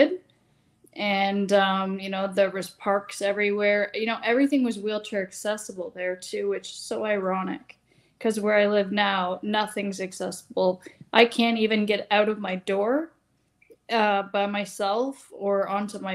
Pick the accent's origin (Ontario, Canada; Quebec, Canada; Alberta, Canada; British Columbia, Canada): Ontario, Canada; Mount Albert; now in Bradford, Canada; Right now I'm from Bradford, but I used to be from Mount Albert, Ontario, which is a small town